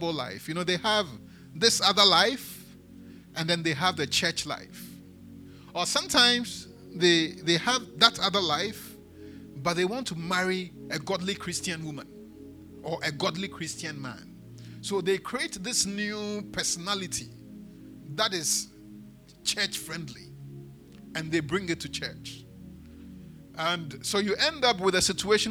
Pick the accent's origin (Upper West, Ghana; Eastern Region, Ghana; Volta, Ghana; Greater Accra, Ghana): Greater Accra, Ghana; Accra; also born or lived in Elmina; I grew up in Adedinkpo